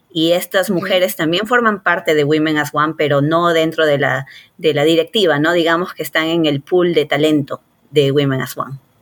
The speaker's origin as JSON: {"language": "Spanish", "region": "Lima", "country": "Peru", "tie": "born or raised there", "also_born_or_lived": "Rochester, New York / Houston", "moved": "as an adult", "lives_now": "Los Angeles, United States", "said": "yo soy peruana, me crié, nací y me crié en Lima"}